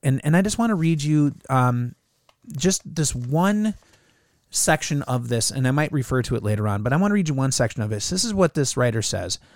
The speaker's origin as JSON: {"language": "English", "country": "United States"}